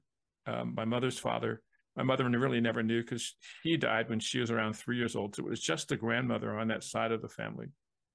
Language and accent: English; New Jersey, United States; growing up in New Jersey, it's the Garden State